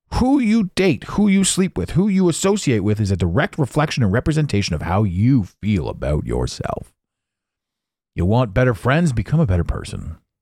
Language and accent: English; Canada; I'm Canadian